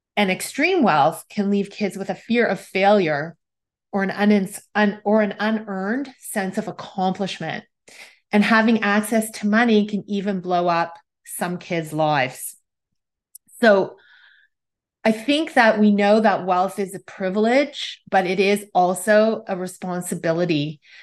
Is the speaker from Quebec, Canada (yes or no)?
no; Toronto, Ontario, Canada; I am from Toronto, Canada